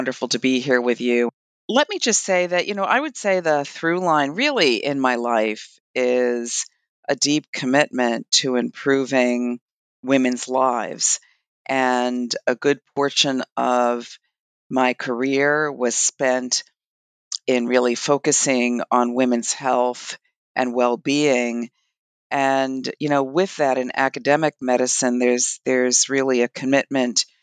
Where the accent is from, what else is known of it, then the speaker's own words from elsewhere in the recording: Brooklyn, New York, United States; I'm from Brooklyn, New York